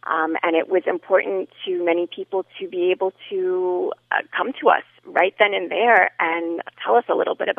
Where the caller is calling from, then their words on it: Miami, Florida, United States; I am calling from Miami